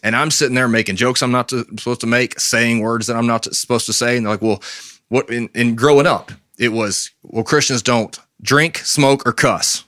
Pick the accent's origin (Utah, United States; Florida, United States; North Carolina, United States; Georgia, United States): North Carolina, United States; Brevard; also born or lived in Charlotte, North Carolina; we lived in Charlotte till I was ten. We moved from Charlotte to Brevard.